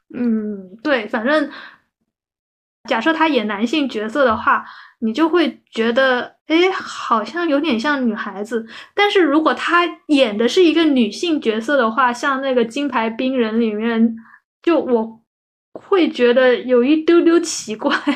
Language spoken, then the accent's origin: Chinese; Guangdong, China; 我们广东这边